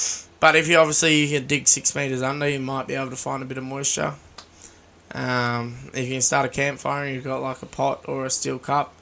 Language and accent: English; Australia; I'm an Aussie